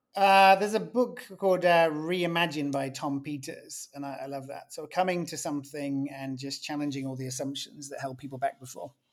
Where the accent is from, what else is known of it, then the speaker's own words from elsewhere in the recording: England, United Kingdom; being English, it's normally in the tone of my voice